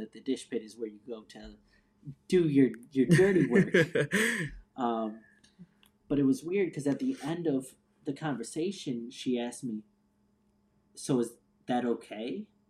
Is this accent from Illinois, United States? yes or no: yes; North Chicagoland area, Illinois, United States; moved away as an adult; also born or lived in Phoenix, Arizona / Seattle, Washington; I'm originally from the North Chicagoland area